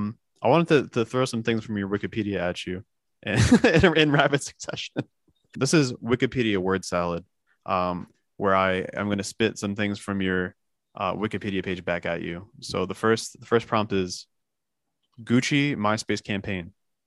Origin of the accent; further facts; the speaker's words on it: New Jersey, United States; now in New York, United States; I'm already from Jersey, so you know that I'm a clown. I'm paying excessive amounts of rent in New York.